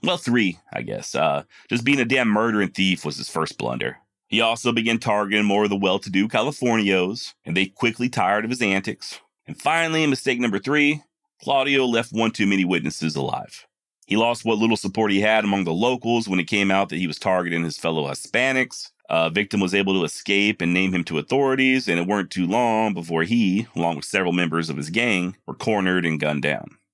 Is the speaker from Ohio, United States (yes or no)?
no; Texas, United States; born and raised in Texas